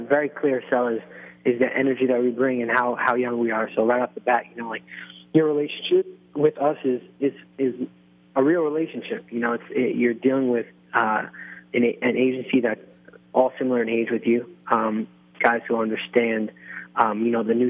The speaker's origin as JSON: {"language": "English", "country": "Israel", "tie": "born or raised there", "said": "I was following like some college basketball players on Facebook of my hometown team in Israel."}